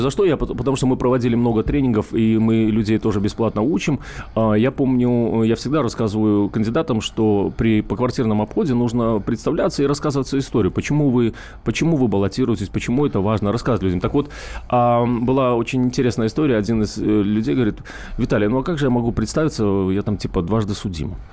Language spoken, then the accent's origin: Russian; Moscow, Russia; А все деньги мы, это москвичи, мы, мы занимаемся фандрейзингом